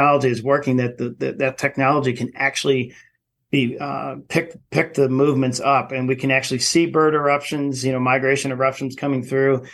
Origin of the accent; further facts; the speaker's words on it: New York, United States; moved away as an adult; now in Jackson, United States; I come from New York